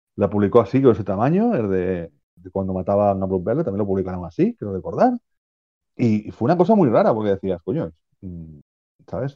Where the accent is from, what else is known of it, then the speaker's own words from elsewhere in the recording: Spain; nosotros que somos españoles